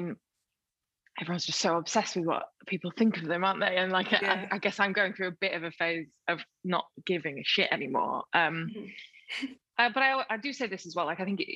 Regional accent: Sheffield, Yorkshire and the Humber, United Kingdom; also born or lived in Rotherham; I was born in Rotherham, and so grew up just outside of Sheffield, and so Sheffield was my city

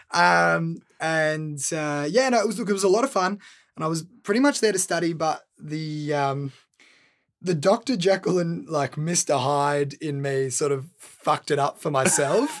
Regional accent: Melbourne, Victoria, Australia; also born or lived in San Diego, United States / Los Angeles, United States; growing up in Saint Kilda

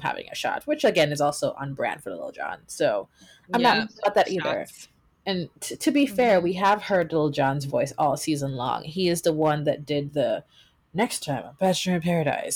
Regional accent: Jamaica; I am from Jamaica.

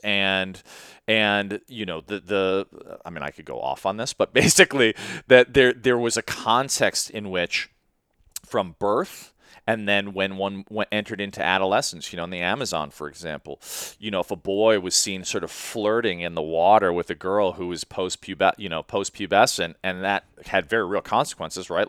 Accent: Chicago, Illinois, United States; moved away as an adult; also born or lived in Sri Lanka; I grew up in Chicago

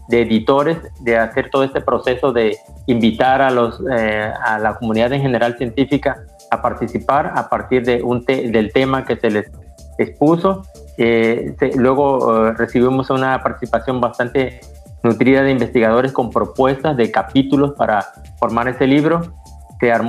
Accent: Mexico; ese libro representa un logro muy importante para nosotros como investigadores mexicanos que tuvimos la oportunidad de coordinar este trabajo

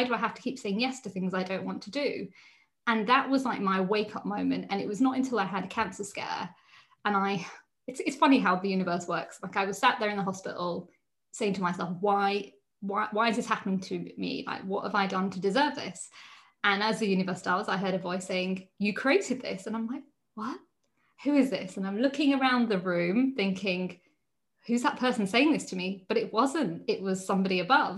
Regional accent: United Kingdom; being Indian, however, I grew up in the UK

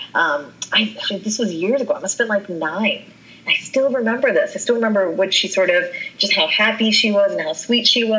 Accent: West Virginia, United States; growing up there, I was just American. I was born there. I was raised up there

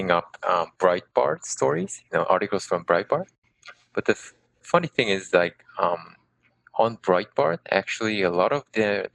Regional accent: South Korea; I am Korean, South Korean, of course. And currently I live in Seoul

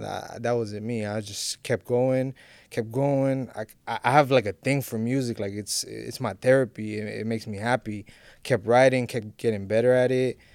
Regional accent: Miami, Florida, United States; I'm Honduran, I'm an Honduran artist, but I was born and raised in Miami

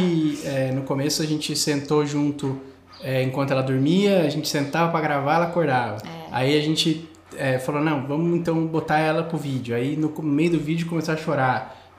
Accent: Brazil; moved away as an adult; quando eu saí do Brasil

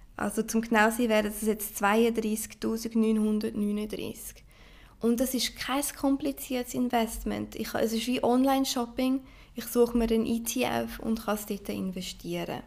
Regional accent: Switzerland; also born or lived in Brazil; Ich äh, bin Schweizer Brasilianerin und sehr, sehr stolz darauf

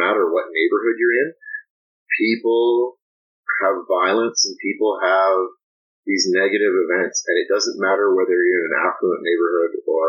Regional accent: Belgrade, Serbia; moved away; growing up in Belgrade, our home was broken into twice

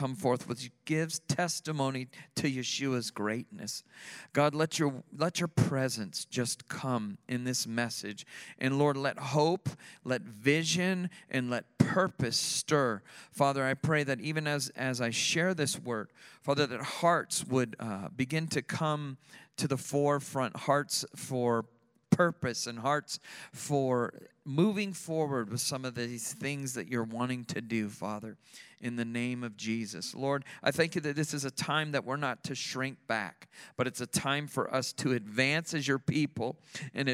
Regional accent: Sarasota, Florida, United States; I grew up here in Sarasota

